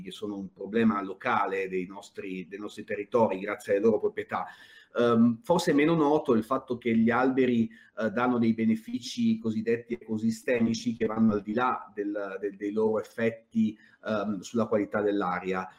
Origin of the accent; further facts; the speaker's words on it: Apulia, Italy; moved away as an adult; anch'io come Margherita sono, sono pugliese, anche se eh, ahimè non vivo più in Puglia da oltre vent'anni